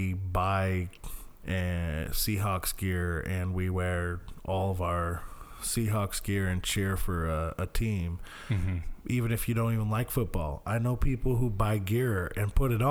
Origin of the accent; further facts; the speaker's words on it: Idaho, United States; moved away; I grew up in Idaho, so, you know, a little more rough